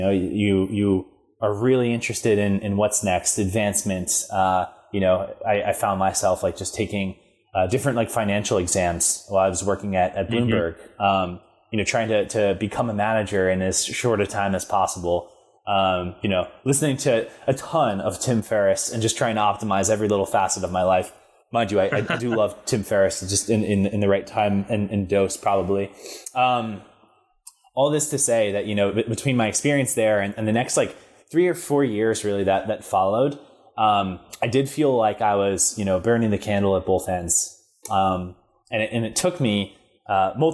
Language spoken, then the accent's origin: English; Freehold, New Jersey, United States; I grew up in New Jersey. It's a town called Freehold, straight in the center of New Jersey